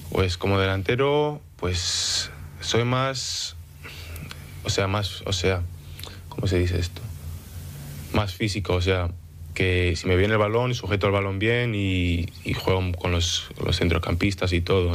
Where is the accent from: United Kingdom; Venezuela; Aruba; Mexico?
United Kingdom; Manchester, North West England; also born or lived in Denia, Spain / Oviedo, Spain; me nací en Denia eh, y con 6, 7 años me moví a, Manchester, en Inglaterra